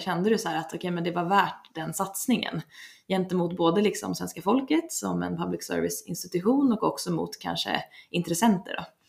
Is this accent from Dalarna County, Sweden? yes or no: yes; Leksand, Dalarna County, Sweden; jag kommer från Leksand